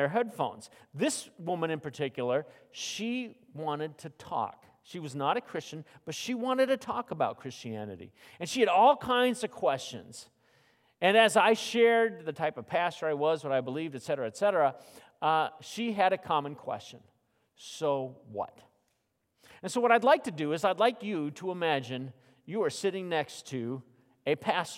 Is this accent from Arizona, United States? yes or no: yes; Phoenix, Arizona, United States; moved away; growing up in Phoenix